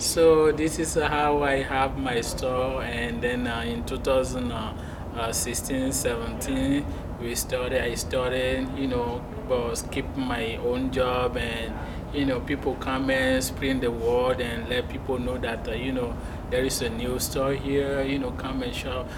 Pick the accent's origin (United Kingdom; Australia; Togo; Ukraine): Togo; English is a second language; moved away as an adult; now in Muscatine, United States; I was born and raised in Africa and then I came in US in 2011